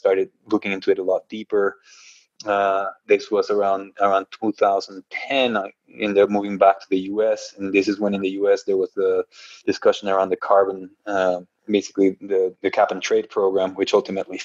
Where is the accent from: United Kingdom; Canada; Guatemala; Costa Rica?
Guatemala; moved away as an adult; now in United States; I was born and raised in Guatemala